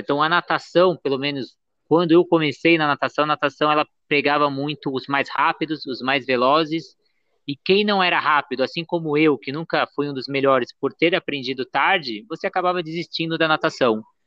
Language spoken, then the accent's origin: Portuguese; Santos, São Paulo, Brazil; Santos, que é onde vem minha família